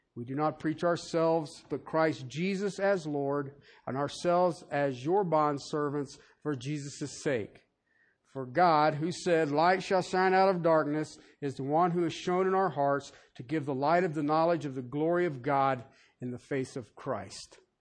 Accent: Southern Ohio, United States; I grew up in Southern Ohio

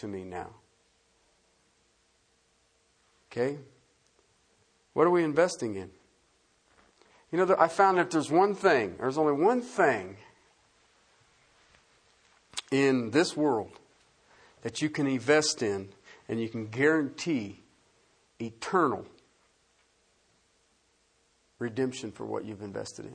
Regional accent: southern Ohio, United States; I grew up in the Rust Belt. I grew up in car country. I was in southern Ohio

